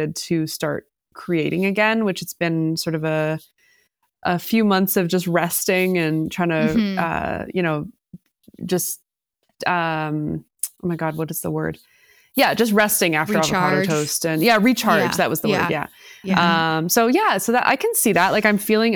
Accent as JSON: {"language": "English", "town": "Toronto", "region": "Ontario", "country": "Canada", "tie": "born or raised there", "also_born_or_lived": "Oakville", "said": "I grew up in the beaches. I was born and raised in the beaches."}